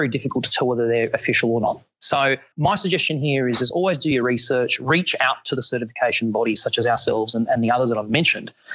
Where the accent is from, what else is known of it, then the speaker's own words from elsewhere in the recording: Australia; as an Australian in New Orleans